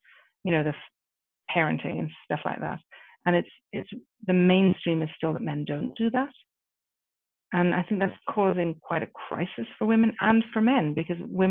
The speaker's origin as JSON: {"language": "English", "country": "Ireland", "moved": "yes", "said": "I come from Ireland originally"}